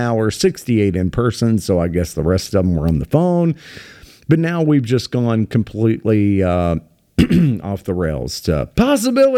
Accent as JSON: {"language": "English", "country": "United States", "said": "I'm, you know, again, very Irish heritage, but, I'm an American."}